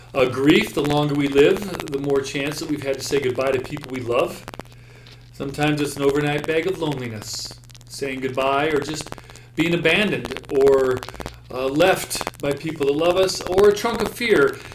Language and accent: English; Montana, United States; I grew up in Montana.